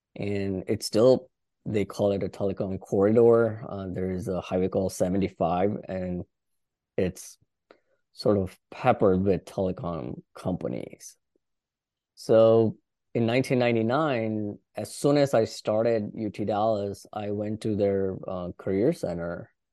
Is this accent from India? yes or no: yes; India; moved away as an adult; now in Washington DC area, United States; I did my high school in India and did a couple of years of college in India.